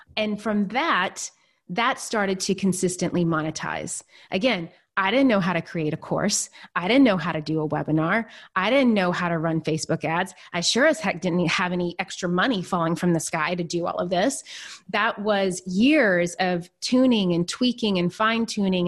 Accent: Nashville, Tennessee, United States; born or raised there; moved away as an adult; also born or lived in New York City

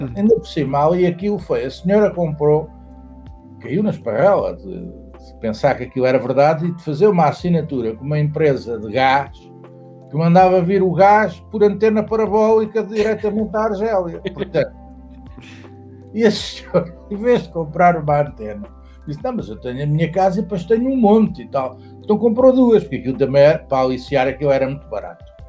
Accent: Saloio, Lisbon, Portugal; Eu sou saloio, mas eu tenho, tenho casa no Alentejo

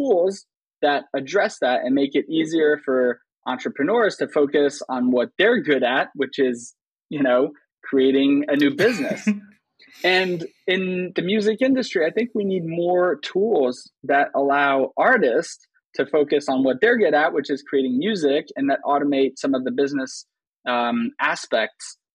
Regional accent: Switzerland; moved away as an adult; also born or lived in United States; I grew up in Switzerland, right? So, just picture like an 11-year-old Swiss American kid

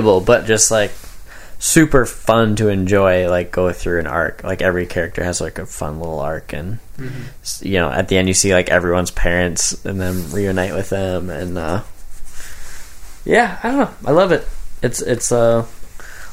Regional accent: Floodwood, Minnesota, United States; Our group of friends that we had growing up in Floodwood

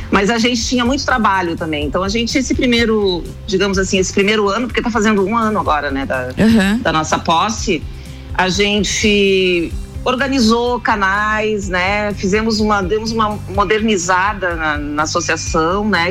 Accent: Porto Alegre, Rio Grande do Sul, Brazil; moved away as an adult; now in Florianópolis, Brazil; eu nasci em Porto Alegre, e eu, mas eu moro há muitos anos já 35 anos eu moro em Florianópolis

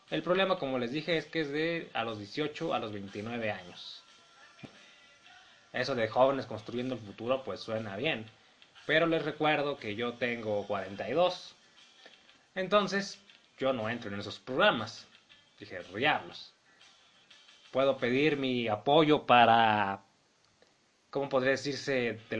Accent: Mexico; Como saben ustedes, yo soy mexicano.

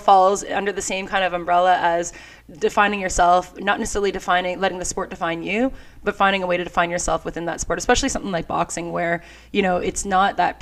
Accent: Canada; we're, you know, hockey and all here in Canada

